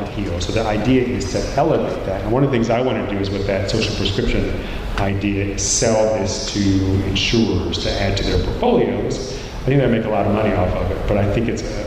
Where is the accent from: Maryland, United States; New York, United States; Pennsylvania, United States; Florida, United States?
Maryland, United States; moved away; I'm from Maryland